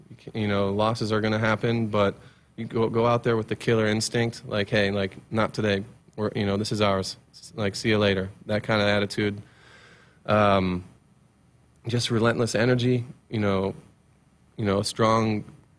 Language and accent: English; Columbus, Ohio, United States; moved away as an adult; now in Lincoln, United States; we're both from Columbus, Ohio